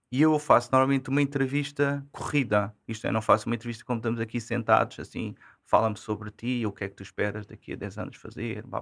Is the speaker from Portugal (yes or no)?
yes; Odivelas, Lisbon, Portugal; E, e foi daí, sou, sou de Odivelas.